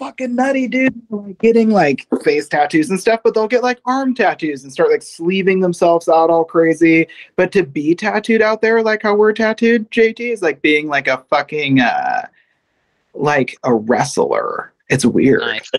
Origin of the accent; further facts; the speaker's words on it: San Francisco Bay Area, California, United States; also born or lived in Sacramento; now in Austin, United States; I'm from the Bay Area.